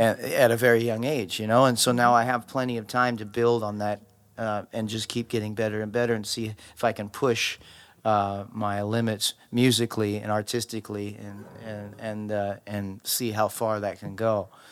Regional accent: Maui, Hawaii, United States; moved away; also born or lived in Los Angeles; I grew up in Maui, in Hawaii, and I had just gotten to L

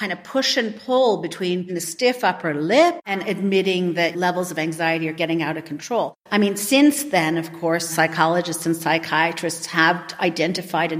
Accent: Canada; I grew up in Canada and I'm Canadian, but I'm only first generation Canadian.

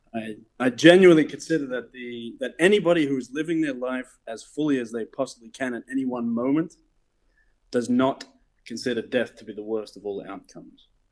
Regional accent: Melbourne, Victoria, Australia; moved away as an adult; also born or lived in Southeast Asia; Melbourne, Australia, from the criminal classes of outer suburban Melbourne.

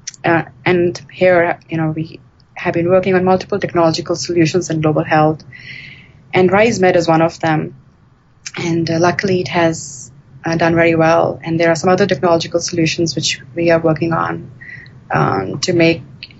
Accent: India; moved away; I grew up in India

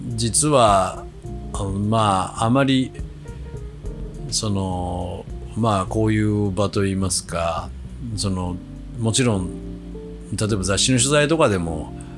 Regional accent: Kochi countryside, Japan; now in Tokyo, Japan; 高知の田舎から出てきて

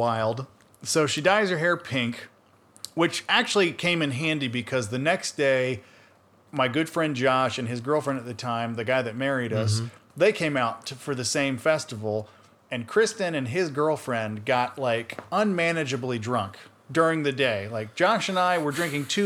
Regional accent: Atlanta, Georgia, United States; we're from Atlanta, Georgia.

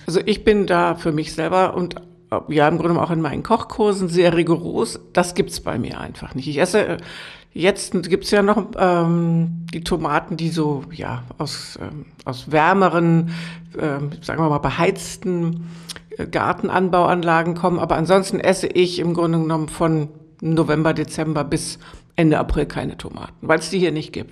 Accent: Lower Saxony, Germany; now in Potsdam, Germany; ich bin ja gebürtig aus Niedersachsen

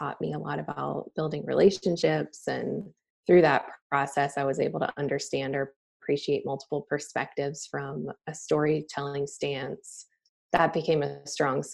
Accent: Atlanta, Georgia, United States; also born or lived in Alabama; now in Charlotte, United States; We're both from Atlanta

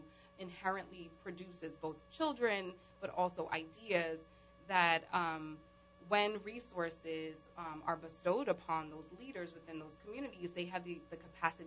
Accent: New Orleans, Louisiana, United States; also born or lived in New York; I moved back from New York to New Orleans

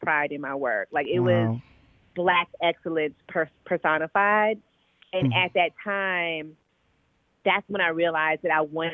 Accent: Midwest, United States; also born or lived in Chicago; I am a Midwestern girl, born and raised in the Midwest between Indiana and Illinois

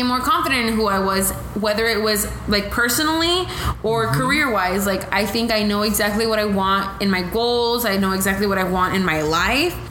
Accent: the Valley, Texas, United States; we're so close to the border, but we're also Texan

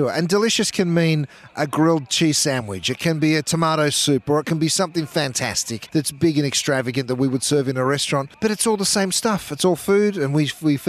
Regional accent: Melbourne, Victoria, Australia; accent: Aussie; moved away as an adult; now in Los Angeles, United States; I grew up here in Melbourne in, you know, some pretty humble beginnings

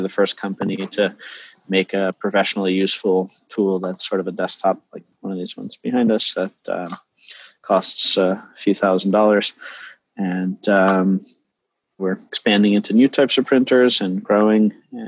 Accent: Westfield, New Jersey, United States; also born or lived in New Providence, New Jersey; I actually grew up in New Jersey as well.

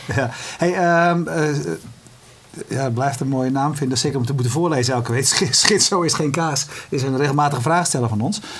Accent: Netherlands; we zijn Hollanders

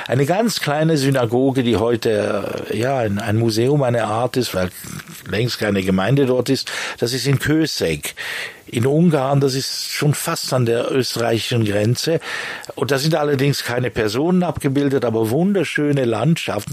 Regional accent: Bern, Switzerland; moved away as an adult; also born or lived in Lausanne / London / Germany / France; now in La Chaux-de-Fonds, Switzerland; Also ich bin in Lausanne geboren, in Bern aufgewachsen

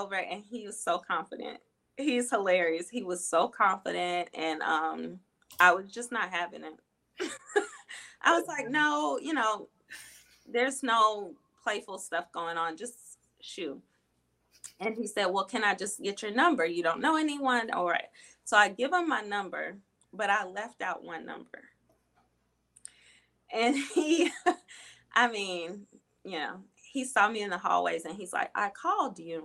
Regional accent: Birmingham, Alabama, United States; Birmingham, Alabama, that's where I grew up.

